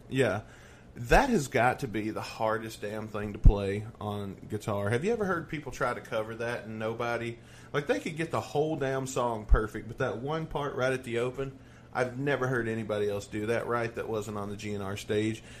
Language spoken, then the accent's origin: English; the South, United States; I'm from the South